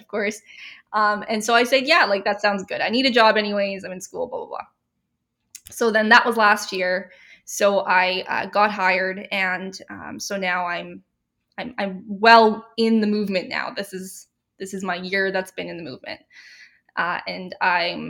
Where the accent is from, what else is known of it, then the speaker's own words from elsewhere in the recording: Regina, Saskatchewan, Canada; I grew up in Regina, Saskatchewan, and was raised here